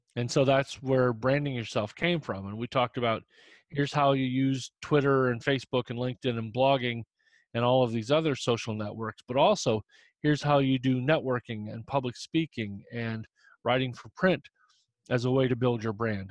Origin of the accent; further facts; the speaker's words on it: Indiana, United States; moved away; I'm from Indiana originally